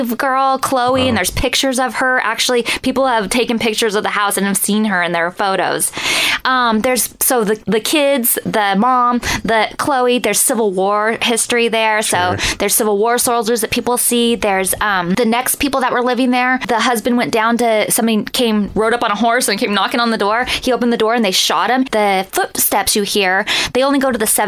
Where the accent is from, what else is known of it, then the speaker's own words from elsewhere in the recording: Northern California, United States; I'm from Northern California